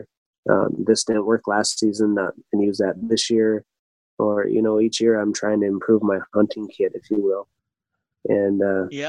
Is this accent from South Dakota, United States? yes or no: yes; South Dakota, United States; South Dakota being my home state